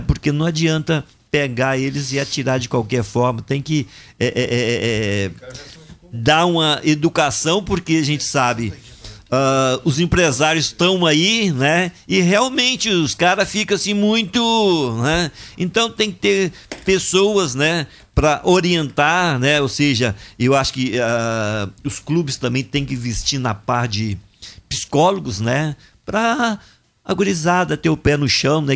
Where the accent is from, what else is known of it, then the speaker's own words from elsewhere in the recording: Viçosa, Minas Gerais, Brazil; Lá na minha cidade, lá em Viçosa